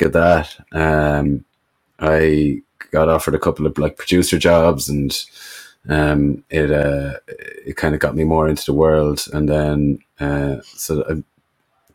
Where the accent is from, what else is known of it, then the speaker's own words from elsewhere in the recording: Ireland; where I grew up in Ireland, it was a lot of just Gaelic football and farms